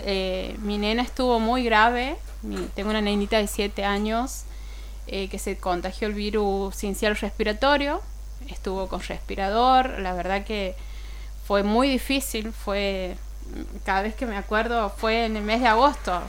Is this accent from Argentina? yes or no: yes; Beltrán, Santiago del Estero, Argentina; also born or lived in Forres; vengo del interior, no es tan lejos. Vengo de Beltrán y Forres.